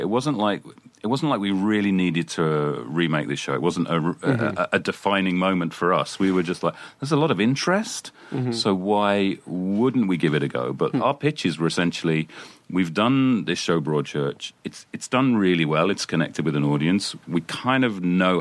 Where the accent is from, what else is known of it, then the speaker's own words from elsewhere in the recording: United Kingdom; as a Brit coming